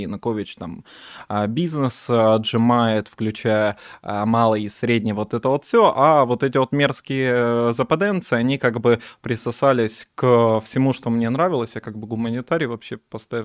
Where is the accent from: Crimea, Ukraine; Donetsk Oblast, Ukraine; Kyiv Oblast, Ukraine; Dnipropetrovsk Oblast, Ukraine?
Donetsk Oblast, Ukraine; Donetsk; moved away; also born or lived in Kyiv / Odesa; я из Донецка. Некоторое время я жил в Киеве и в Одессе.